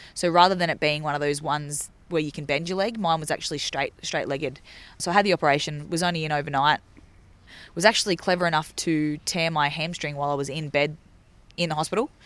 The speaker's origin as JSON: {"language": "English", "town": "Laurieton", "region": "New South Wales", "country": "Australia", "tie": "born or raised there", "said": "my hometown of, um, of Lorriten, which is near Port Macquarie, New South Wales."}